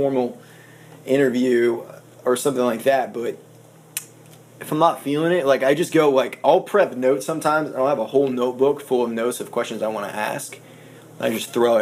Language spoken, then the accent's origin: English; Maine, United States; born or raised there; moved away as an adult; also born or lived in Colorado; now in Nashville, United States